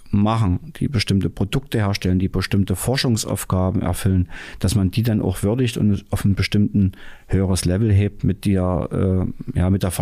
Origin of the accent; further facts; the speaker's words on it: Dessau, Saxony-Anhalt, Germany; born there; Ich bin ja das auch. Ich bin ja in Dessau